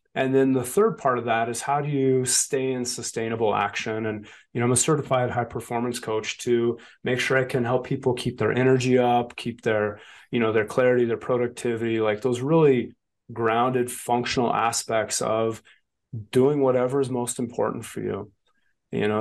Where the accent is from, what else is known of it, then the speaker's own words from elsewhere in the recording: Wyoming, United States; also born or lived in Colorado / Montana; I was this kid from Wyoming